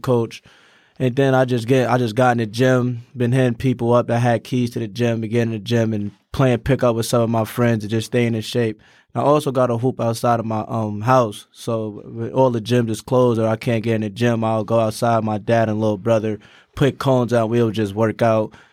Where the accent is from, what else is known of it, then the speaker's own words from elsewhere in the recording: Troy, New York, United States; I'm from Troy, New York. I play high school basketball at Troy High School.